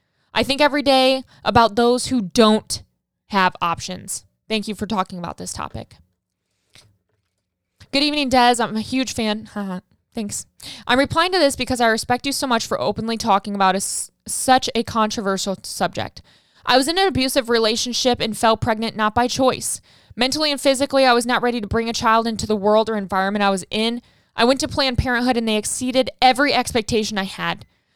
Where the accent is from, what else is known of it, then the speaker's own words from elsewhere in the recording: Saskatchewan, Canada; now in Ottawa, Canada; I'm originally from Saskatchewan, but was living in Ottawa, Ontario at the time in Canada.